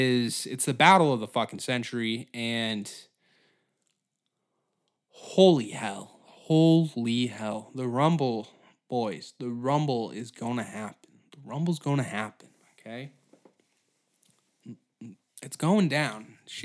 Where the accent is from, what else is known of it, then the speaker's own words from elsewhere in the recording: Halifax, Nova Scotia, Canada; born in fucking Nova Scotia. And then all of a sudden, like, you're Chinese now. And you're like, I'm from Halifax.